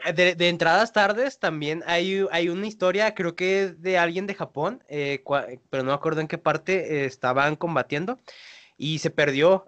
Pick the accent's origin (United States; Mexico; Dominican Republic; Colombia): Mexico; acá en el español mexicano como lo escribimos